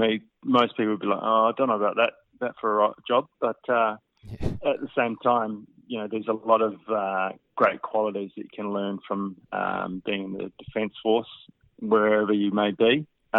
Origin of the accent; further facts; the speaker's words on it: Western Australia, Australia; I come from the West Australia, and it's quite hot over there, so you try and minimise the clothing coverage.